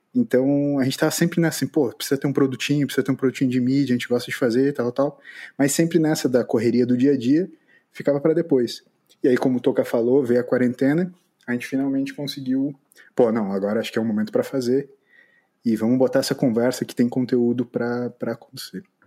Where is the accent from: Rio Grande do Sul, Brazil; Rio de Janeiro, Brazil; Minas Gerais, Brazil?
Rio Grande do Sul, Brazil; São Leopoldo; moved away as an adult; now in Florianópolis, Brazil; moro em Florianópolis nesse momento. Sou de São Leopoldo